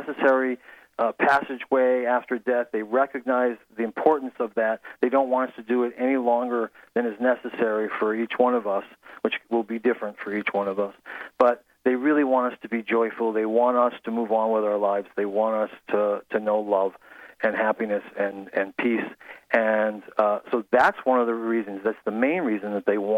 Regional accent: Massachusetts, United States; I grew up in Massachusetts, and I used to go out to the Springfield area all the time, East Longmeadow

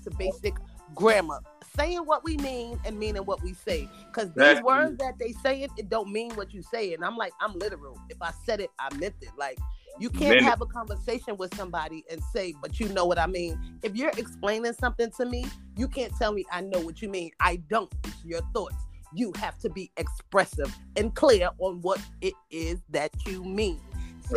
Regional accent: New York City, New York, United States; I speak adamant because, like, I'm from Brooklyn, from Bushwick

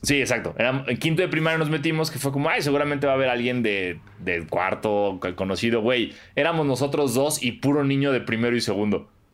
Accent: Mexico; el mexicano es bien pícaro

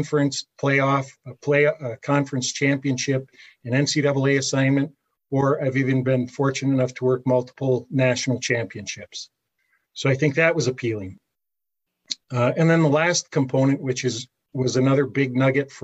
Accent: Calumet, Michigan, United States; I grew up in Calumet

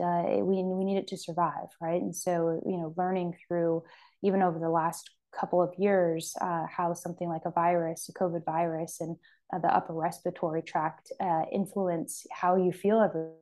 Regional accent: Sacramento, California, United States; I'm born and raised in California and I'm from Sacramento originally

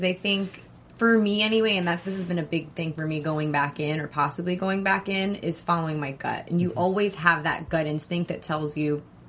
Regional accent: New York City, New York, United States; we're both from Queens.

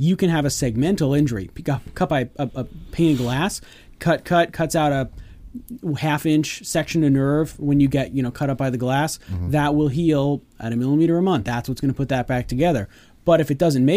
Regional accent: Union County, New Jersey, United States; moved away as an adult; also born or lived in Philadelphia / Baltimore / Los Angeles; I grew up in Union County and I left a long time ago

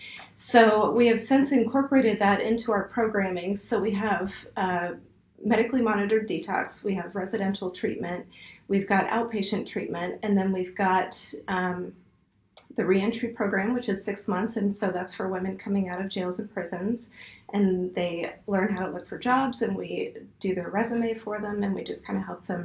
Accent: Nashville, Tennessee, United States; moved away as an adult; also born or lived in San Francisco / Portland / Minneapolis; I grew up in Nashville, and so I moved back

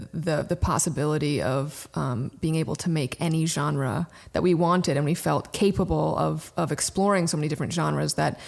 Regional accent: Brooklyn, New York, United States; I mean, I was raised in Brooklyn and Daryl was raised in Connecticut. So we're East Coasters through and through.

